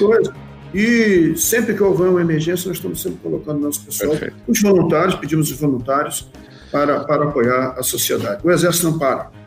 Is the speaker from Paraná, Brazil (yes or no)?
no; Rio de Janeiro, Brazil; moved away as an adult; also born or lived in Santana do Livramento / Bagé; now in Santa Maria, Brazil; nascido e criado no Rio de Janeiro